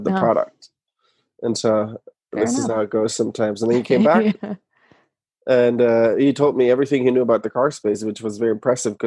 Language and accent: English; Germany; moved away as an adult; now in United States; I'm from Germany originally. I moved to the US in 2011 to go to business school.